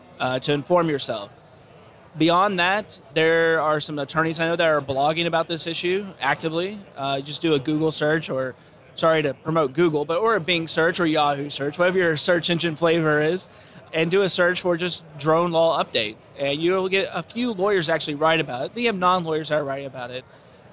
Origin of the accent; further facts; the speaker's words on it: Texas, United States; But my home state of Texas, they have one of the most restrictive drone laws in the country.